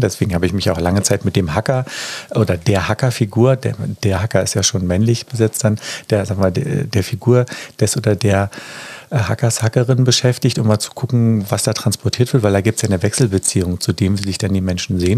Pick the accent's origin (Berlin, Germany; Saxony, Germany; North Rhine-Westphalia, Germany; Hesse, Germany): Berlin, Germany; ich bin ja aus Berlin